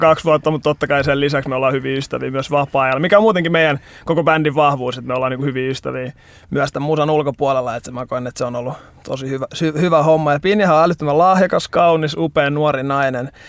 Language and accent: Finnish; Helsinki, Uusimaa, Finland; mä oon Helsingistä, 27-vuotias nuori mies